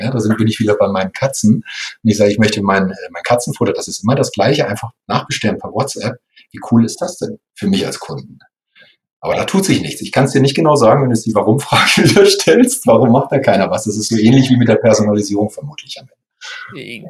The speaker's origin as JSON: {"language": "German", "region": "Lower Saxony", "country": "Germany", "tie": "born or raised there", "also_born_or_lived": "Munich", "said": "ich in Nordlicht bin, also gebürtiger Niedersachse"}